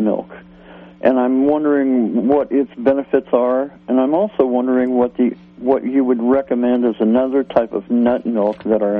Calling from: Garberville, California, United States; Yes, I'm from Garberville, California.

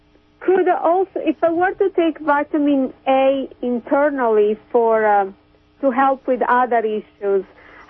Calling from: Kansas City, Missouri, United States; From Kansas City.

